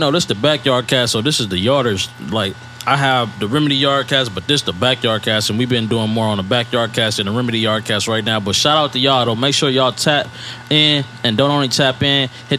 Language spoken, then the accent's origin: English; Compton, California, United States; also born or lived in Fontana, California / Inland Empire, California; Hub City raised me. I was born in Fontana, but everything I pretty much know came from Compton.